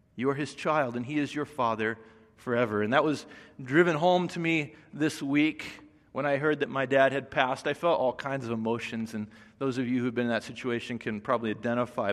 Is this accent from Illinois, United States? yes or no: no; Indiana, United States; now in Los Angeles, United States; I grew up in Indiana, and so just coming here to L